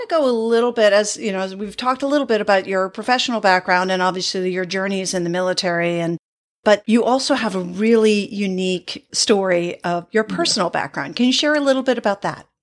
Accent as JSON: {"language": "English", "region": "New England", "country": "United States", "tie": "born or raised there", "said": "I grew up in New England"}